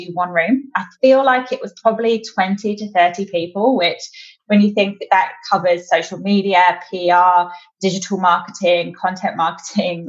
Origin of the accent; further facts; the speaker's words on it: London, United Kingdom; moved away as an adult; now in Australia; I'm definitely not an Australian native, although I am definitely slowly gaining the upward inflection. I moved out here in mid-2018. I'm originally from London in the UK